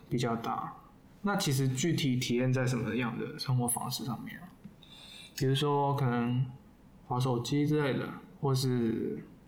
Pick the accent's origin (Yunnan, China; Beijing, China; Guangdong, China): Guangdong, China; now in Taipei, Taiwan; 我作为广东人